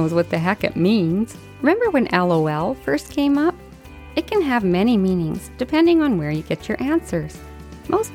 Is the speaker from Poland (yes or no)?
no; Canada; I'm Canadian